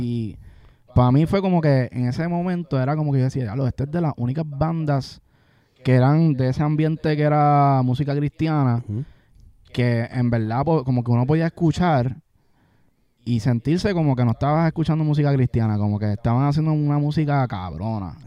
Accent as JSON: {"language": "Spanish", "country": "Puerto Rico"}